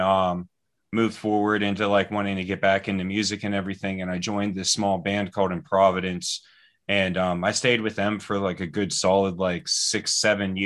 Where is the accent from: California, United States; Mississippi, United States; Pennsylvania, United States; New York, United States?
Pennsylvania, United States; Ambridge; I grew up in Ambridge, Pennsylvania